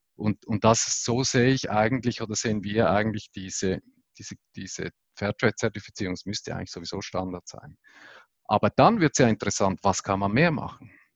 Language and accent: German; Switzerland; bei uns in der Schweiz